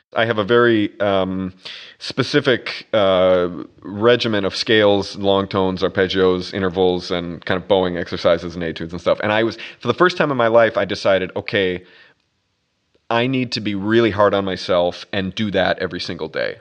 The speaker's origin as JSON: {"language": "English", "region": "Minnesota", "country": "United States", "tie": "born or raised there", "also_born_or_lived": "Boston / Brazil / Vancouver, Canada / Miami Beach", "moved": "as an adult", "lives_now": "New York, United States", "said": "I grew up in a place called Minnesota"}